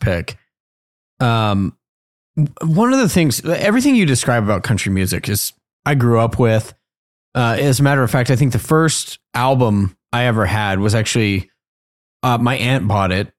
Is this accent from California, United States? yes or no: no; Colorado, United States; I'm from Colorado